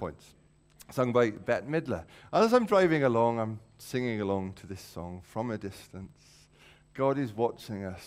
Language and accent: English; the Valleys, Wales, United Kingdom; When I was younger, I grew up in the Valleys, and there was a time when a whole bunch of us from our church in the Valleys came down to Cardiff